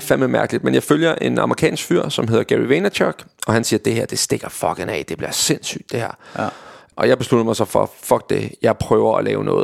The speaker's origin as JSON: {"language": "Danish", "area": "Vestegnen", "region": "Capital Region of Denmark", "country": "Denmark", "said": "jeg var fra Vestegnen, og derfor min slang kommer ind i spil"}